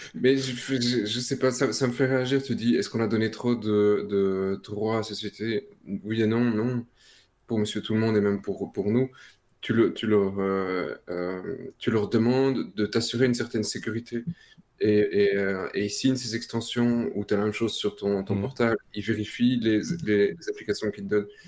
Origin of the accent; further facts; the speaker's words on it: Belgium; chez nous en Belgique, Proximus